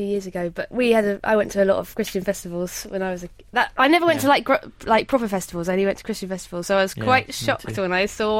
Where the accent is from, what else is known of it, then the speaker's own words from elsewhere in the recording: Guildford, South East England, United Kingdom; moved away; also born or lived in Godalming; I'm from Guildford originally